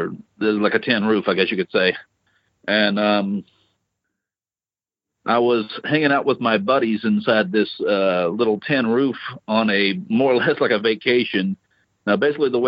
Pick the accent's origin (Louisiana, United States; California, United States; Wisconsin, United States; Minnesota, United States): Louisiana, United States; moved away as an adult; I grew up in Louisiana and joined the Marine Corps when I was 19